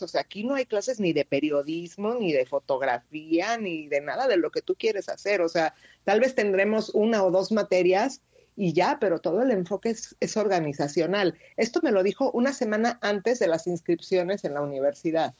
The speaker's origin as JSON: {"language": "Spanish", "region": "Mexico City", "country": "Mexico", "tie": "born or raised there", "also_born_or_lived": "Querétaro / Quebec", "moved": "as an adult", "said": "yo nací en Ciudad de México. Sí. Eh, y bueno, yo vivía ahí hasta casi los 15 años"}